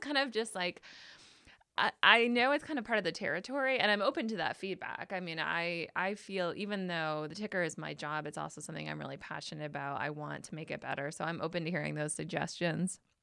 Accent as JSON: {"language": "English", "town": "Traverse City", "region": "Michigan", "country": "United States", "tie": "born or raised there", "also_born_or_lived": "Alpena, Michigan", "said": "I did move here to Traverse City when I was a kid"}